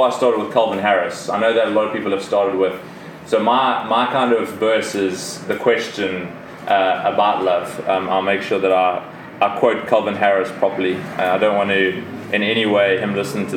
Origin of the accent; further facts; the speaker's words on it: South Africa; moved away as an adult; I came from South Africa. I grew up in South Africa. All my family is still in South Africa